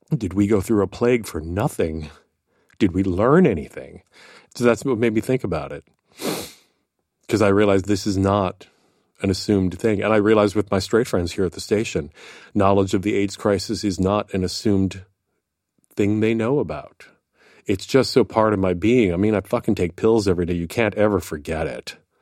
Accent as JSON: {"language": "English", "town": "Milwaukee", "region": "Wisconsin", "country": "United States", "tie": "born or raised there", "also_born_or_lived": "Minneapolis", "moved": "as an adult", "lives_now": "New York, United States", "said": "Milwaukee, um, born and raised Milwaukee"}